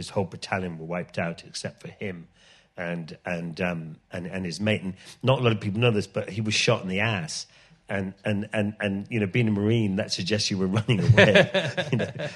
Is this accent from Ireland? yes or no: yes; Ireland; moved away; it was funny growing up in Ireland because we grew up in the middle of the countryside in Ireland